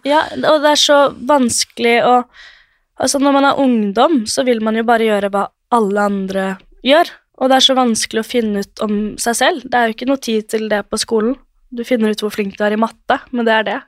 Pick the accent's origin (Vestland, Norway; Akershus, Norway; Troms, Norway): Akershus, Norway; Drøbak; moved away as an adult; now in Oslo, Norway; jeg er fra Drøbak og bor i Oslo